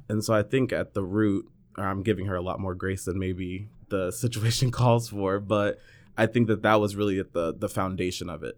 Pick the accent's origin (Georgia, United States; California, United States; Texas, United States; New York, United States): California, United States; north of San Francisco, Northern; I'm from Northern California, north of, uh, San Francisco. I was always the token black kid